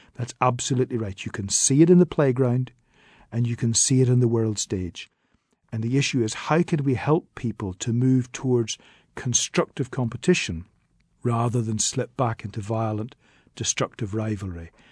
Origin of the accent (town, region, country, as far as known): Northern Ireland, United Kingdom